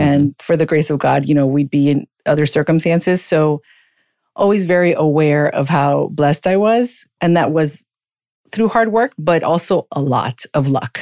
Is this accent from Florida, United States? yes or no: yes; Miami, Florida, United States; I grew up in Miami. I'm a Miami native